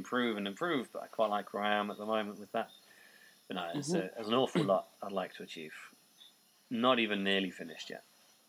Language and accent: English; Norwich, East of England, United Kingdom; also born or lived in Colchester; But my home team, Norwich, that's where I grew up. So I was born in Colchester, which is why I support them.